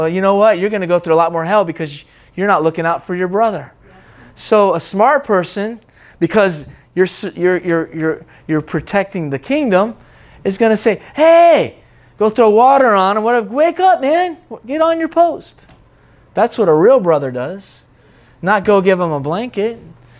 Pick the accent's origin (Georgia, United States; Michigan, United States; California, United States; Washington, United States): Washington, United States; Seattle; Oh, but I was growing up in Seattle, but it wasn't that time.